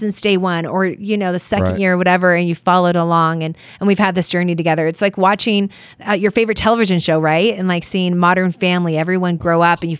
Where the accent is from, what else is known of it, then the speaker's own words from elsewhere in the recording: Chicago, Illinois, United States; born there; And I was born in Chicago.